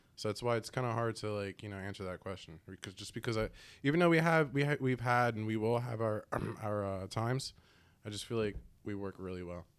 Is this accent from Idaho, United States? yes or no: no; Allentown, Pennsylvania, United States; I grew up in Allentown